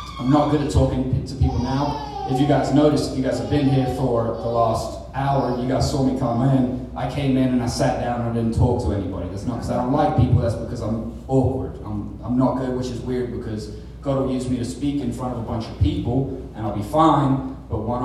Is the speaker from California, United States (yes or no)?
no; Felicity, Ohio, United States; also born or lived in Ipswich, England; I was raised in a tiny little farm town called Felicity on the east